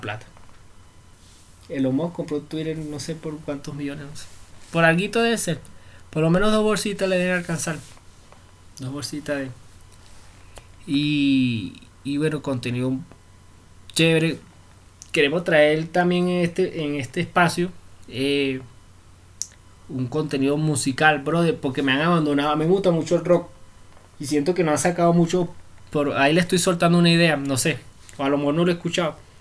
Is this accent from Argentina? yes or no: no; Venezuela; moved away as an adult; now in Bogotá, Colombia; somos de Venezuela. Así hablamos nosotros